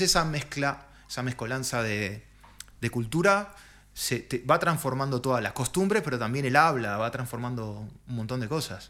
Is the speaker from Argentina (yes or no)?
no; Montevideo, Uruguay; moved away as an adult; now in Spain; yo soy montevideano